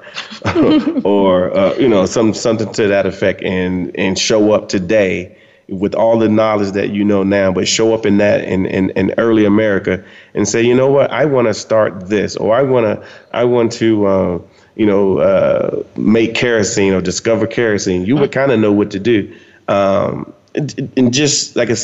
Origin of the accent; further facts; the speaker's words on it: United States; moved away as an adult; now in South Africa; being an African American or just being American in general